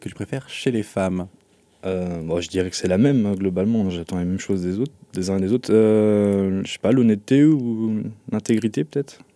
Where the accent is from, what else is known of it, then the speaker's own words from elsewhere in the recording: Rennes, Brittany, France; also born or lived in United States; je suis euh, originaire de Rennes à la base et actuellement, je suis, après avoir fait mes études, toujours à Rennes, 100% rennais